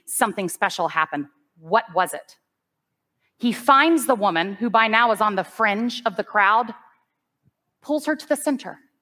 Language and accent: English; United States; I'm an American person.